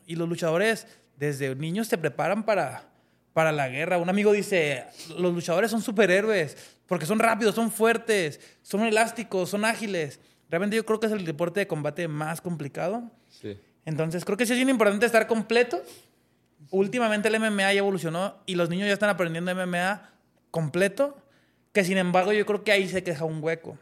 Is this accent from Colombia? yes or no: no; Mexico; como deportistas mexicanos